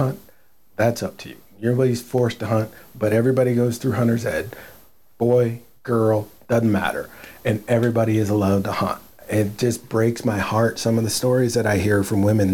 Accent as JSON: {"language": "English", "area": "Willamette Valley", "region": "Oregon", "country": "United States", "tie": "born or raised there", "said": "I was born in the Willamette Valley. That's where I started my waterfowl career, my upland career."}